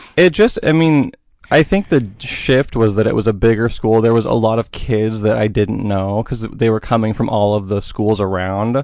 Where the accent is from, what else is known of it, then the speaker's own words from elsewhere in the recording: Boring, Oregon, United States; also born or lived in Portland; I grew up in Boring